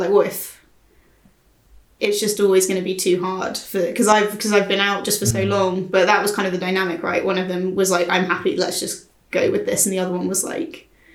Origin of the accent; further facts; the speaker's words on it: near Guildford, South East England, United Kingdom; I used to go to the HMV in Guildford, near my hometown